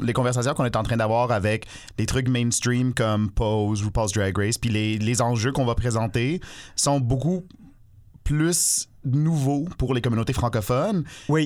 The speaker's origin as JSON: {"language": "French", "town": "Toronto", "region": "Ontario", "country": "Canada", "tie": "born or raised there", "moved": "yes", "lives_now": "Montreal, Canada", "said": "moi, j'ai grandi à Toronto"}